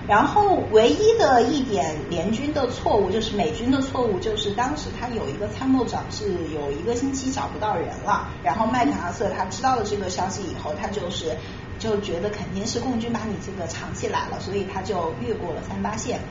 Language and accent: Chinese; China; 我们中国人